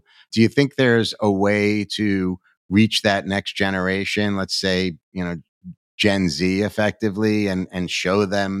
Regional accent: New York, United States; as a New Yorker

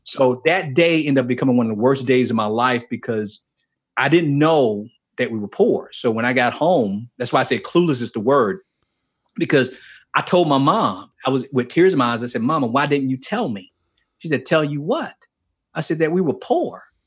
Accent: Miami, Florida, United States; moved away; I grew up in Miami and specifically in a place called Liberty City in Miami.

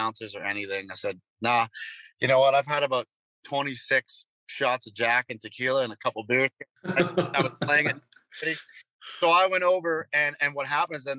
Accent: North Bay, Ontario, Canada; I played this bar in my hometown, North Bay, Ontario

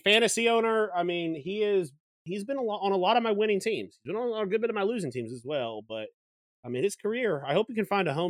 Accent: United States; as an American

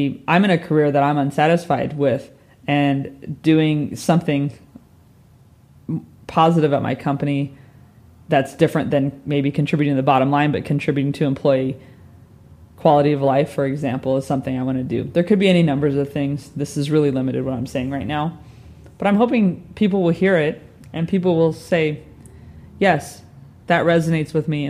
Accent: Southern California, United States; moved away as an adult; also born or lived in New York / Dallas; now in London, United Kingdom; I'm from California. I grew up in Southern California

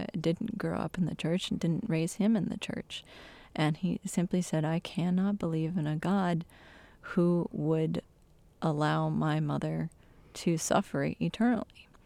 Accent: Michigan, United States; my home state in Michigan

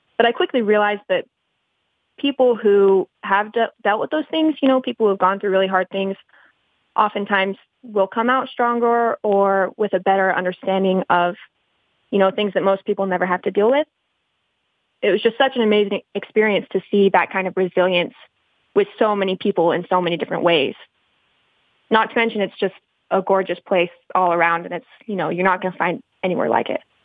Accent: Colorado City, Arizona, United States; I grew up in Short Creek on and off, but I've been back for about seven years now.

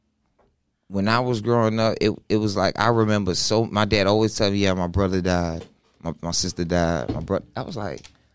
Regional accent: North Miami, Florida, United States; I'm from North Miami.

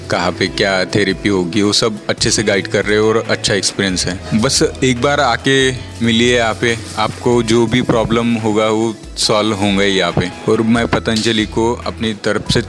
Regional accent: Nagpur, Maharashtra, India; मैं नागपुर से आया हूँ मेरी उम्र तीस साल है

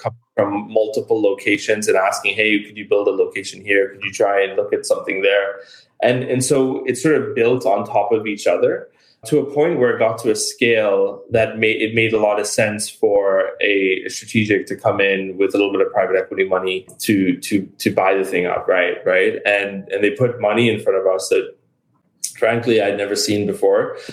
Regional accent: New York, United States; moved away; I'm a New Yorker at heart

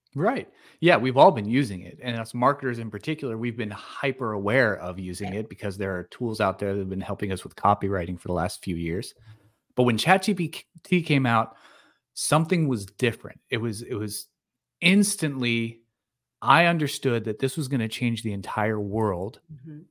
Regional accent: Pennsylvania, United States; moved away as an adult; also born or lived in California; I was born and raised in small town Pennsylvania

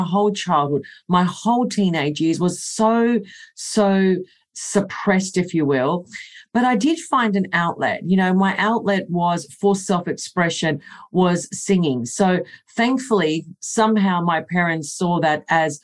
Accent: Melbourne, Victoria, Australia; this is my hometown, born, bred, and I love Melbourne

